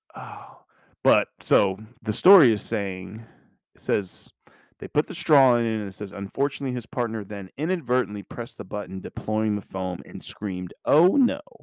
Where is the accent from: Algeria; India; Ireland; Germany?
Germany; Mannheim, Baden-Württemberg; I was born in Germany, Mannheim, Baden-Württemberg